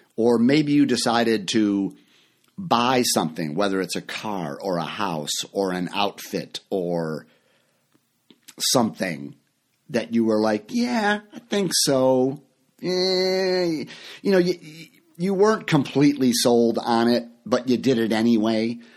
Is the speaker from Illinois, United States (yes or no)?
yes; Chicago, Illinois, United States; moved away as an adult; also born or lived in Orlando, Florida; I live in Chicago now. This is my hometown. I'm back here. I, I lived for many years in Florida.